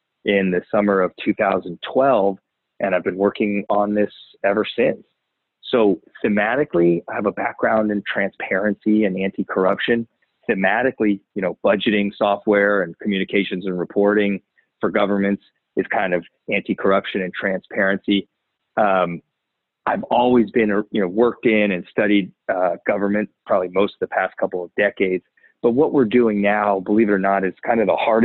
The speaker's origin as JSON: {"language": "English", "region": "Maryland", "country": "United States", "tie": "born or raised there", "moved": "as an adult", "said": "I grew up in Maryland"}